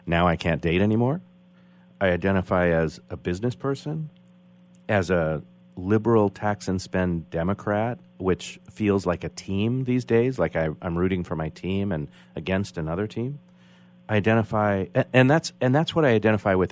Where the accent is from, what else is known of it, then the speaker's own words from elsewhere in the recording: United States; I'm identifying as American